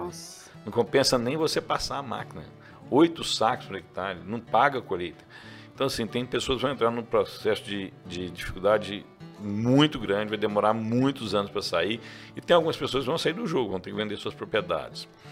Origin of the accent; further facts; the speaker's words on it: Rio Verde, Goiás, Brazil; Eu sou nascido em Rio Verde. Sou nascido em Rio Verde. Rodei o Brasil inteiro, mas sou nascido aqui. Minha família é daqui.